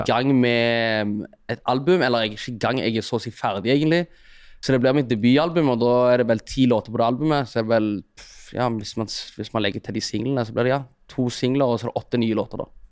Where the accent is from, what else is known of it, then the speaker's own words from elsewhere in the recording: Stavanger, Rogaland, Norway; also born or lived in Eritrea; jeg kommer fra Storhaus, og det er liksom 10-15 minutter å gå til sentrum fra der jeg mm. bor